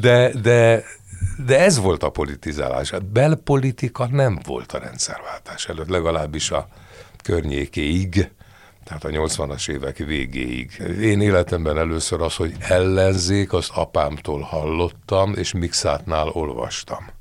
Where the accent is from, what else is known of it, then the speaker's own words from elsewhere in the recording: Budapest, Hungary; Első kerület. Krisztina város.